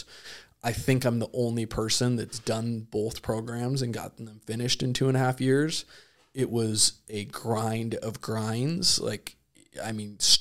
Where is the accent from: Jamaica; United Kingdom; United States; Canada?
United States; Idaho; moved away as an adult; also born or lived in Chico, California / San Diego, California; I was a kid from Idaho